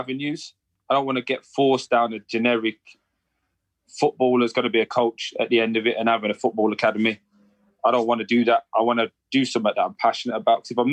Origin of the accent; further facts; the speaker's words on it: England, United Kingdom; But I'm from England.